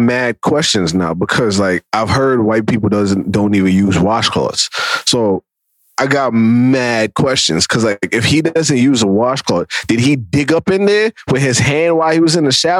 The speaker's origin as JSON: {"language": "English", "country": "Jamaica", "said": "As a Jamaican, I am horrified."}